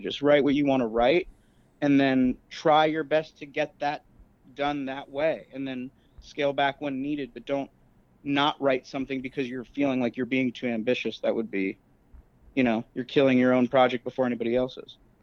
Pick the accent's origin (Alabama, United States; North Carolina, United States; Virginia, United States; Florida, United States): Florida, United States; moved away as an adult; also born or lived in Chicago; I'm from Florida, but I, I basically grinded my teeth and trained in Chicago